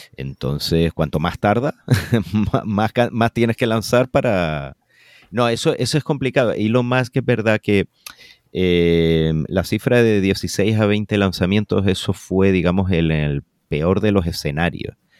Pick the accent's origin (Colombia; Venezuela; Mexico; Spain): Spain; Canary Islands; como canario